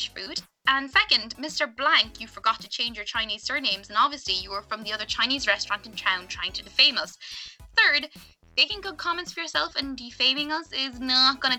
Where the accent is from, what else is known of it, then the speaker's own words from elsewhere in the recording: Ireland; I came home to Ireland